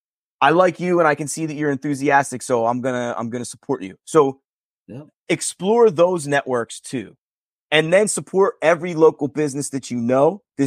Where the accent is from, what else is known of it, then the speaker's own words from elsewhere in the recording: Northeast, United States; we're fortunate that we're from the Northeast.